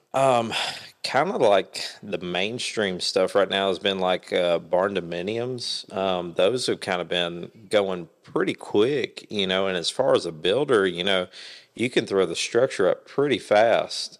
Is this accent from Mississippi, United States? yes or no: no; Kingsport, Tennessee, United States; now in Jonesborough, United States; born and raised Kingsport. I now live, uh, in the Jonesboro area.